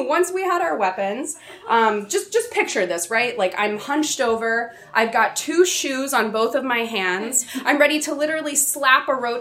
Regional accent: Atlanta, Georgia, United States; I grew up in Atlanta, Georgia

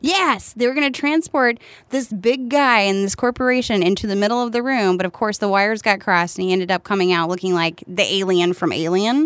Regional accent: Martinsville, Virginia, United States; moved away as an adult; also born or lived in North Carolina; now in Chicago, United States; I grew up in Virginia, technically, Martinsville, Virginia.

